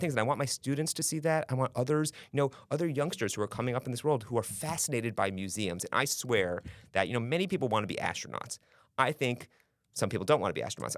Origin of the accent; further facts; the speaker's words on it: New York City, New York, United States; moved away as an adult; also born or lived in New Hampshire; now in Polk County, Florida, United States; I'm from Manhattan Island, so born and raised